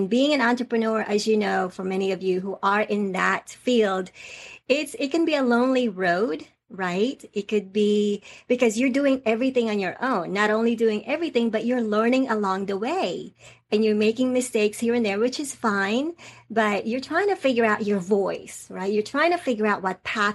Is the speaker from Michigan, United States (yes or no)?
no; Atlanta, Georgia, United States; accent: Southern; also born or lived in Philippines; I actually came from the Philippines. That's where I was born. That's where I stayed there until I was 10 or 11 years old. And then I came to the United States. And I ended up being in Atlanta for, most of my life. So I grew up in Atlanta. I know sometimes I might have a Southern accent.